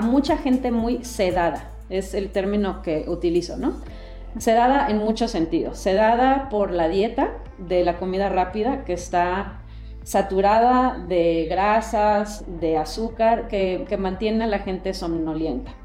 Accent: Mexico; now in United States; mexicana de nacimiento y definitivamente con un arraigo muy, muy fuerte a México. Me considero mexicana antes que americana y he vivido en Estados Unidos la mayor parte de mi vida, más de 30 años

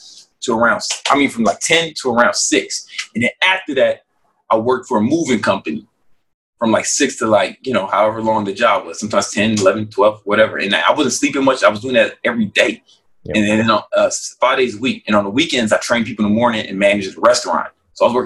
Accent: Chicago, Illinois, United States; I'm still from South Side of Chicago, right? You know, and that's the kind of environment I grew up

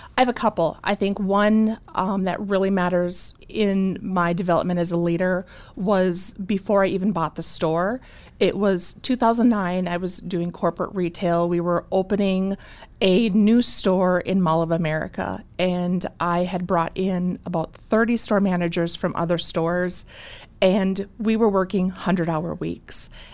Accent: Bismarck, North Dakota, United States; moved away as an adult; also born or lived in Moorhead, Minnesota; born and raised in Bismarck. So I'm from Bismarck

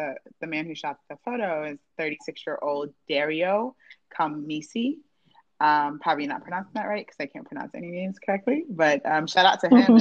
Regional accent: Nigeria

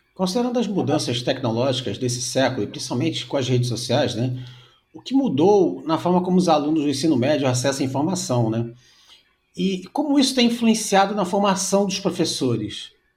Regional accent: Rio de Janeiro, Brazil; eu sou do Rio de Janeiro

